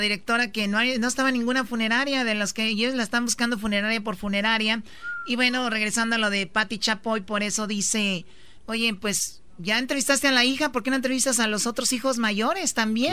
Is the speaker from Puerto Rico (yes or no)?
no; Mexico; Somos latinos, somos mexicanos